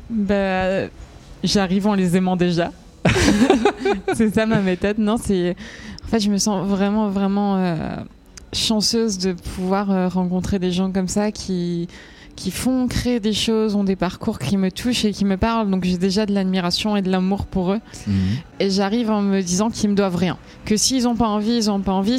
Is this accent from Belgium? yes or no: no; Switzerland; Moi j'étais en Suisse, je suis en Suisse et j'ai grandi en Suisse.